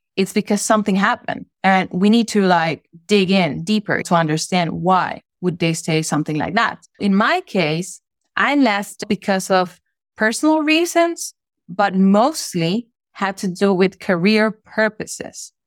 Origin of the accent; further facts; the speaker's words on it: Honduras; English is a second language; moved away as an adult; I was brought up there lived there my entire childhood, even my teenage years as an adolescent as well. And then I stayed there for up to my mid 20s, which is when I left